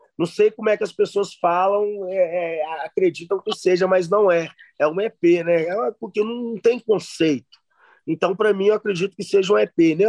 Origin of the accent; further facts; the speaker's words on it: Belo Horizonte, Minas Gerais, Brazil; eu vim de lá da Zona Norte, tá ligado? é criado no funk, no baile da Vilarinha